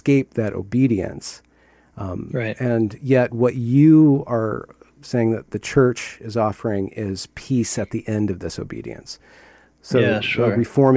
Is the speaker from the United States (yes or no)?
yes; United States; as a American and a liberal